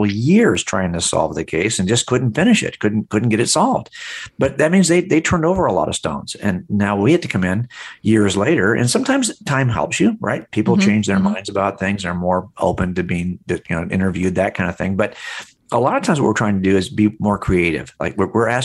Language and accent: English; Los Angeles County, California, United States; I grew up here in Los Angeles County.